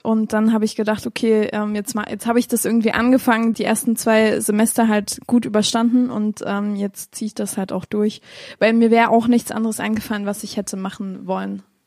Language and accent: German; Chemnitz, Saxony, Germany; ich bin in Chemnitz aufgewachsen, sogar so ein bisschen, äh, so ein bisschen weiter vom Dorf, ähm, in der Nähe von Chemnitz. Ja, aufgewachsen, geboren, studiert